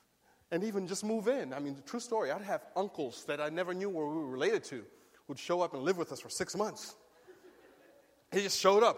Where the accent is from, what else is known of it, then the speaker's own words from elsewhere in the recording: Berrien Springs, Michigan, United States; I grew up in Berrien Springs, Michigan, small town in Michigan, and I grew up with in a family of immigrants. We came to America when I was 8 years old